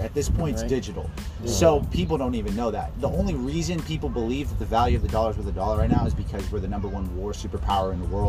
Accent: Miami, Florida, United States; I'm from Miami.

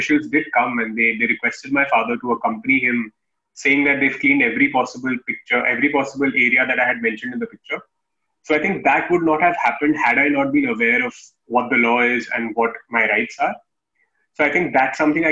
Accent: Kanpur, Uttar Pradesh, India; moved away as an adult; also born or lived in Delhi; my hometown in Kanpur

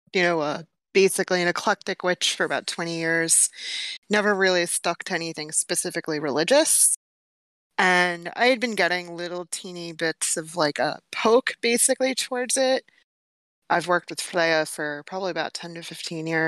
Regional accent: New York City, New York, United States; I'm from New York City, born and raised

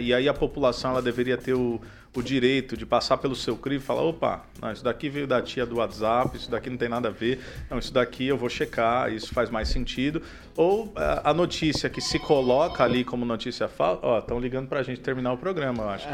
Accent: São Paulo, Brazil; moved away; sou do estado de São Paulo, então lá a gente tinha FEBEM

